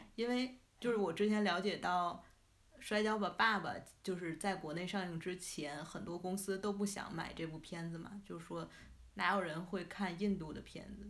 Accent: Tianjin, China; accent: Tianjin; 你像我们天津人讲英语

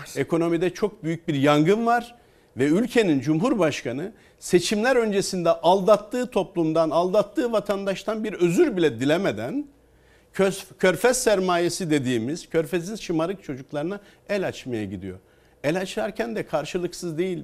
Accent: Çankırı Province, Turkey; benim memleketim Çankırı

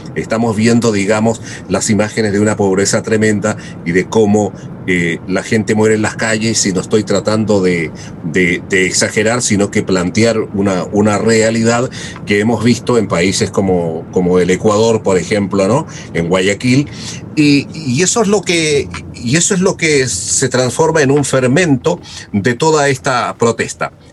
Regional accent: Chile; en mi país

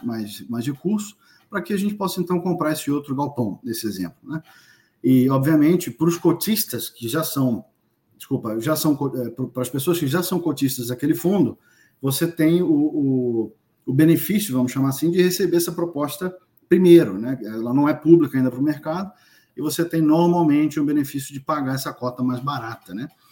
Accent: Brazil; moved away; sou brasileiro, obviamente, moro fora do Brasil já há algum tempo

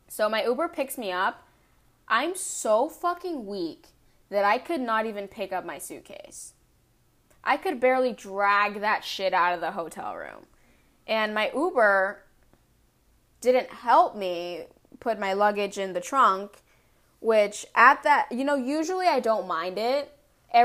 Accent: California, United States; he knew I was like from California, so I couldn't handle the cold weather

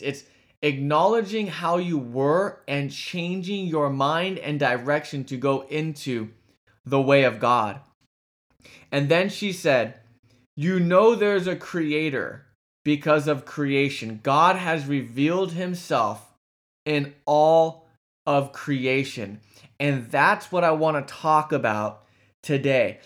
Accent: California, United States; from California, my home state.

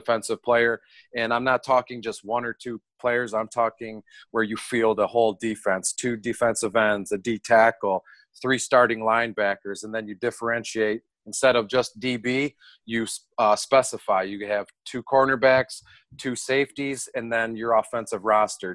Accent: Detroit, Michigan, United States; born and raised in Detroit. I don't live there now. I'm like 20 minutes north

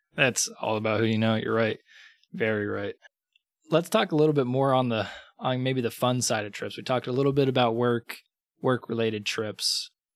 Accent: United States; as an American

